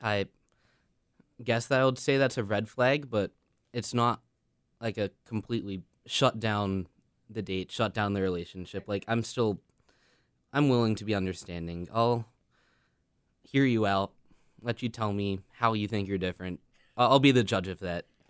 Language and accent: English; Steubenville, Ohio, United States; moved away; I'm originally from Steubenville, Ohio